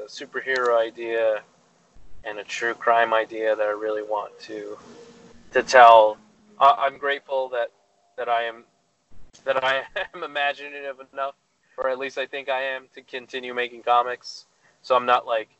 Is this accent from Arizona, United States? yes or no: yes; Tucson, Arizona, United States; also born or lived in Old Pascua; now in Los Angeles, United States; I'm hoping to go back to Tucson, my hometown